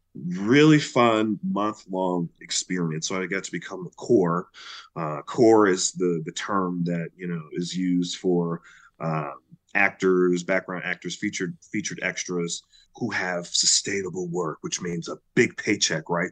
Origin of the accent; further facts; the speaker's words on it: Chicago, Illinois, United States; I'm from Chicago